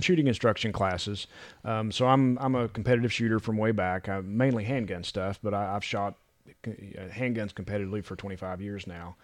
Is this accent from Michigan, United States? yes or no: no; West Virginia, United States; also born or lived in Louisiana / Tennessee; now in North Carolina, United States; I'm not from here originally. I grew up in West Virginia